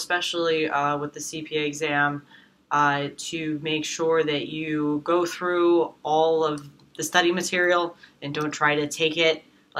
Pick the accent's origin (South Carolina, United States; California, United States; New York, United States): New York, United States; New York City; I'm a New Yorker, so just like a lot of the kids that go to Baruch, I grew up in Manhattan